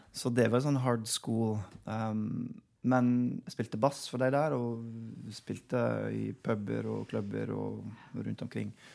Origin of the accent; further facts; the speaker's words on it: Oklahoma, United States; Norwegian is a second language; moved away as an adult; also born or lived in Chicago / Wisconsin; now in Norway; der jeg vokste opp. I Oklahoma